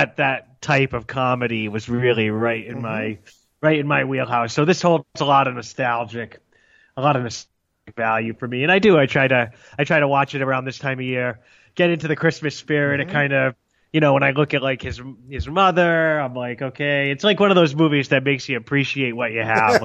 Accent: New England, United States; also born or lived in Arizona; I grew up in New England.

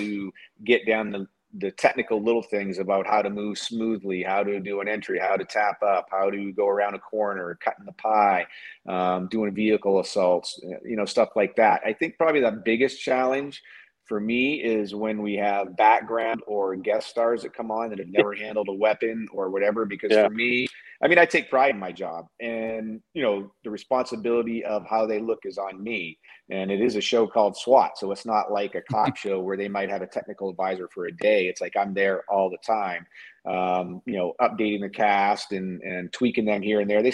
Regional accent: Maine, United States; I'm a country boy. So I grew up in Maine

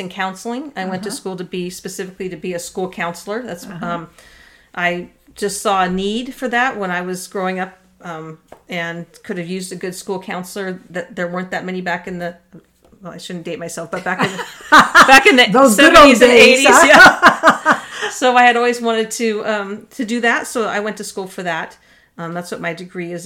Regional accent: Dana Point, California, United States; I grew up in Orange County, Dana Point area, spent most of my life there

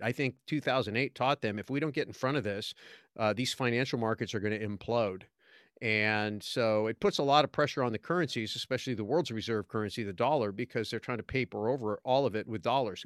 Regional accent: California, United States; moved away as an adult; I was accidentally born in California

